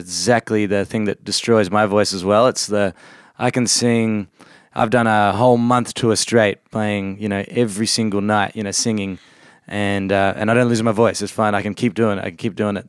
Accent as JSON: {"language": "English", "region": "Victoria", "country": "Australia", "tie": "born or raised there", "said": "we grew up in Australia, but, um, my parents are originally from England"}